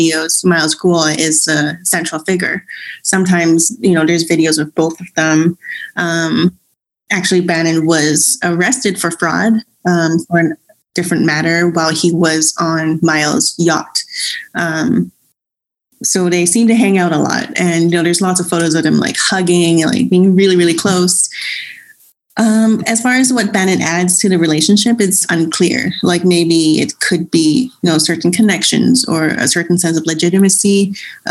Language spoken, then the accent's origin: English; Hong Kong; now in Vancouver, Canada; I'm not even from mainland China, I'm from Hong Kong